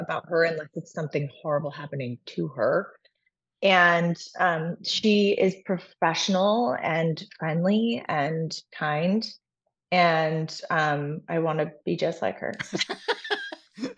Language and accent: English; Arlington, Virginia, United States; moved away; Sandra Bullock and I are from the same hometown. We're both from Arlington, Virginia